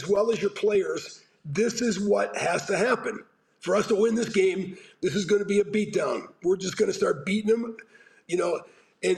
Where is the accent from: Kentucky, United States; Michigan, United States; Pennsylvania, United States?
Pennsylvania, United States; Pittsburgh; moved away; growing up in Pittsburgh